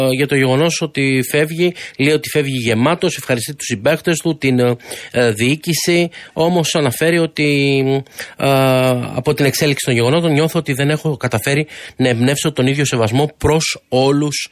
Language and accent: Greek; Thessaloniki, Central Macedonia, Greece; moved away as an adult; Έχω 55 χρόνια ζω εκτός Ελλάδος και έχω μεταναστεύσει στην πατρίδα μου με ε, τη Θεσσαλονίκη.